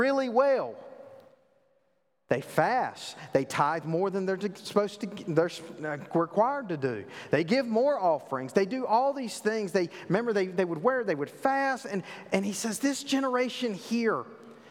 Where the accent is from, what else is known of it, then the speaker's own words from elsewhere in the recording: the South, United States; I grew up in the South. I know you can't tell that with my, you know, my eloquent accent